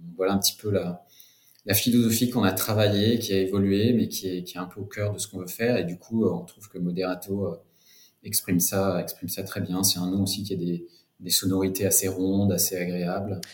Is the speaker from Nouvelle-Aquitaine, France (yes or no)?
yes; Cognac, Nouvelle-Aquitaine, France; moved away as an adult; also born or lived in London; je suis originaire de Cognac, en fait, d'une famille de, viticulteurs et distillateurs. Euh, donc j'ai grandi, j'ai grandi là-bas